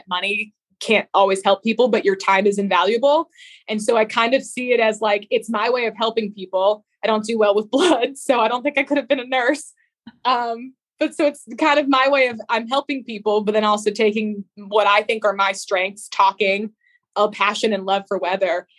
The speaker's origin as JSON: {"language": "English", "region": "New England", "country": "United States", "tie": "born or raised there", "said": "I grew up in New England"}